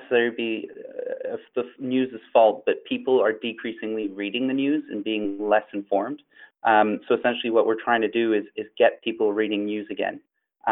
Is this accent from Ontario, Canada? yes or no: no; Montreal, Quebec, Canada; I'm from Montreal, Canada.